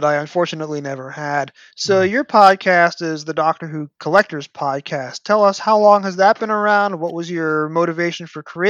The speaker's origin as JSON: {"language": "English", "region": "New York", "country": "United States", "tie": "born or raised there", "said": "growing up in New York."}